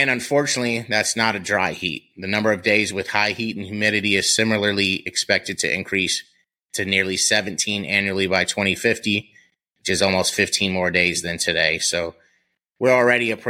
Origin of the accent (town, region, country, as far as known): Columbus, Ohio, United States; born or raised there